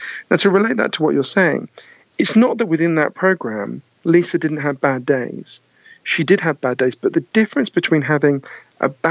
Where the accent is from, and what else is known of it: United Kingdom; accent: Downton Abbey voice; also born or lived in East London / United States